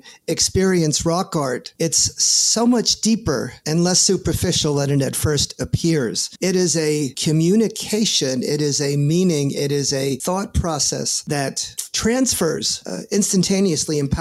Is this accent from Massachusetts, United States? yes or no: no; New York City, New York, United States; born and raised in the Bronx, New York